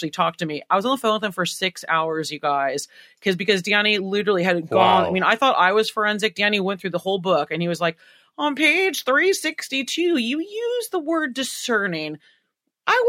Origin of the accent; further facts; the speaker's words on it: United States; I'm so American